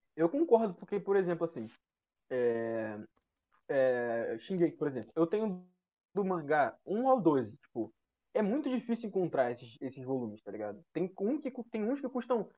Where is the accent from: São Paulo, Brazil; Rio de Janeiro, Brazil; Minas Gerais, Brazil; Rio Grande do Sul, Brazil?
Rio de Janeiro, Brazil; eu sou de Jacarepaguá